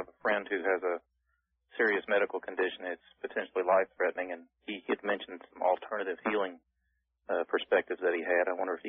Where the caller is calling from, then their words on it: Lexington, Kentucky, United States; I'm calling from Lexington, Kentucky.